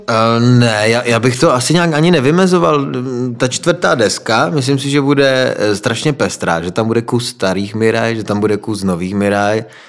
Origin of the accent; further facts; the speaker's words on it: Frýdek-Místek, Moravian-Silesian Region, Czechia; jsem z Frýdku a Ostrava je kousek od nás